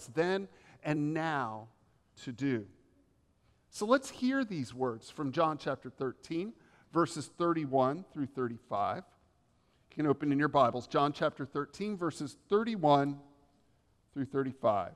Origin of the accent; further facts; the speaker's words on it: the South, United States; accent: Southern; I was raised in the South